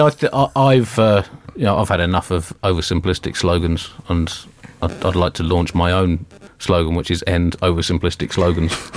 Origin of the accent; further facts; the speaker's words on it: United Kingdom; we're Britain